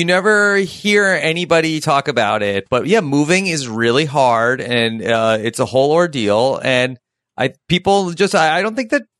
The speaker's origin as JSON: {"language": "English", "region": "New York", "country": "United States", "said": "I think that I'm probably more of a New Yorker living in different places."}